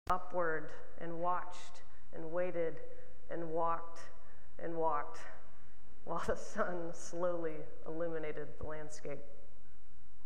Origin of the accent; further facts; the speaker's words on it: Oklahoma, United States; as a queer kid growing up in Oklahoma